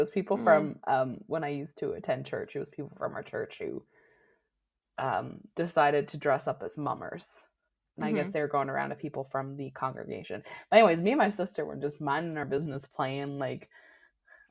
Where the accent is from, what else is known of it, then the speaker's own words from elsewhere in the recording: Newfoundland and Labrador, Canada; I grew up in Newfoundland